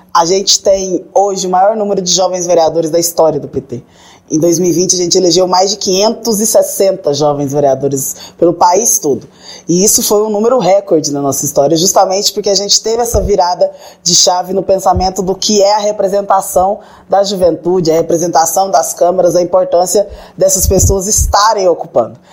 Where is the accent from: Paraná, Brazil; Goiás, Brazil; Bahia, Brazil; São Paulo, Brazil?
Goiás, Brazil; interior of Goiás state, Brazil; Eu venho do interior do estado de Goiás